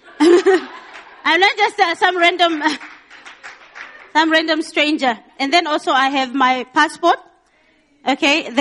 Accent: Rundu, Kavango East, Namibia; I look like I'm from Windhoek, but I know I'm from Rundu

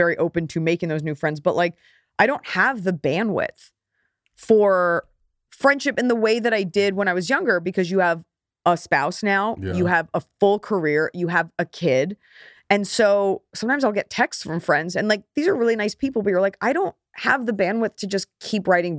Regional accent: Texas, United States; now in Los Angeles, United States; I'm from Texas. I think I have like some high school friends that still live there

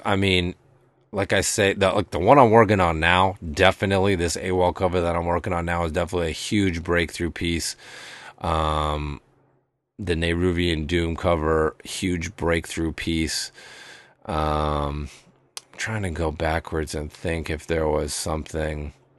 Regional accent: Amherst, United States; moved away; where I grew up in Amherst

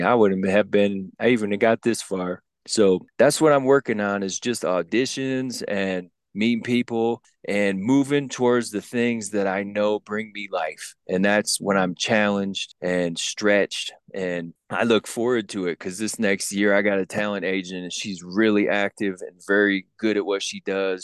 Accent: Grand Rapids, Michigan, United States; now in Denver, United States; Originally from a little place in Michigan, but I'm in the Mile High City, Denver, Colorado

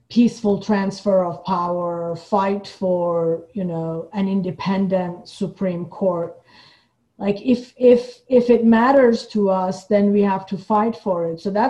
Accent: Boston, Massachusetts, United States; because I grew up in the Boston area, you know, and I remember actually living in Dorchester.

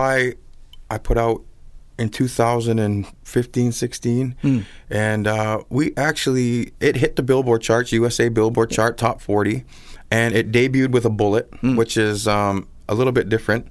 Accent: Six Nations Reserve, Ontario, Canada; I grew up on Six Nations Reserve, where there was a lot of sports, a lot of emphasis on sports

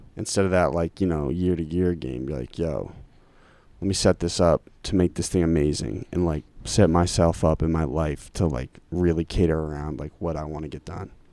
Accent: Lincoln, Massachusetts, United States; also born or lived in Cambridge; I spent time in Lincoln. But my schooling was in Lincoln

